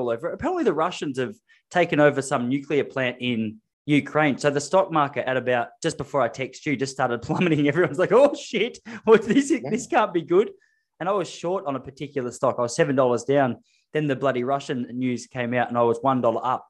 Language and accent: English; Australia; also born or lived in Victoria; an Australian living in one of the most expensive suburbs in Victoria